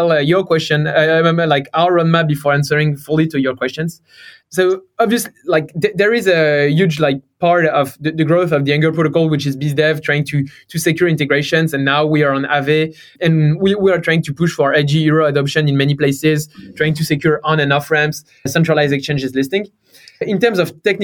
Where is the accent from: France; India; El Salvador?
France; accent: French; English is a second language; also born or lived in Stanford, United States; So I'm from France. You may have heard it from my accent.